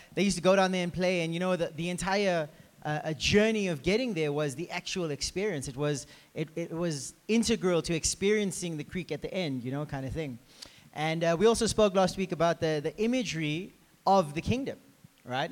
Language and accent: English; South Africa; we're actually from South Africa.